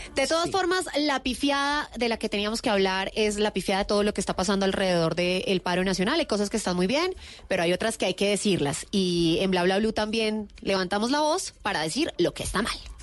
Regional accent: Colombia; todos somos colombianos

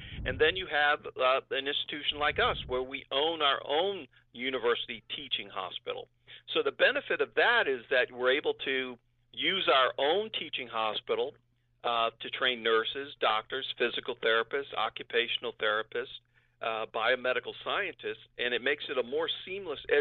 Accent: New Orleans, Louisiana, United States; moved away as an adult; also born or lived in Rochester, New York / Buffalo, New York; now in Brooklyn, United States; I was born in New Orleans, Louisiana.

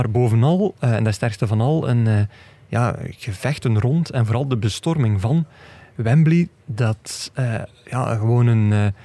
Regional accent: Belgium; Nou, en we kunnen eigenlijk ook als Belgen zeggen

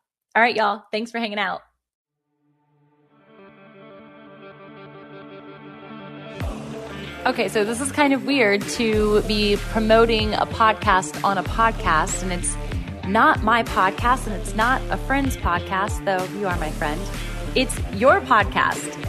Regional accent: Virginia Beach, Virginia, United States; Virginia Beach, Virginia. And that's my hometown

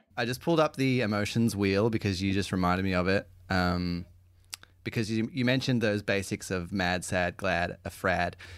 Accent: Australia

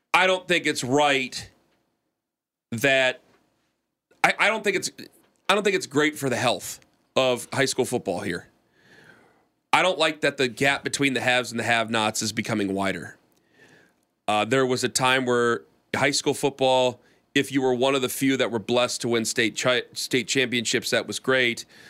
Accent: Ohio, United States; we're from Ohio

